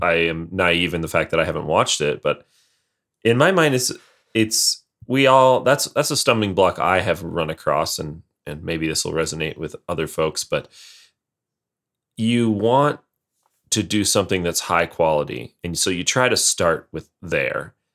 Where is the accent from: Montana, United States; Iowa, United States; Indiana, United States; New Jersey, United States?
Montana, United States; I'm from Montana